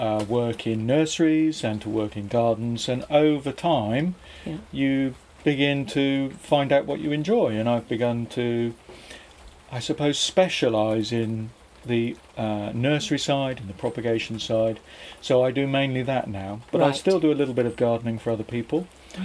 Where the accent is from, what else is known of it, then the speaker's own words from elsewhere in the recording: Beer, South West England, United Kingdom; moved away as an adult; also born or lived in London / Brighton; now in Loughton, United Kingdom; Devon. I grew up in Devon, okay. A little fishing village called Beer.